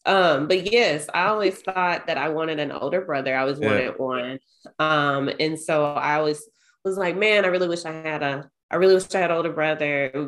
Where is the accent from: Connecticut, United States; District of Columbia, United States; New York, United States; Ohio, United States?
Ohio, United States; I was born in Ohio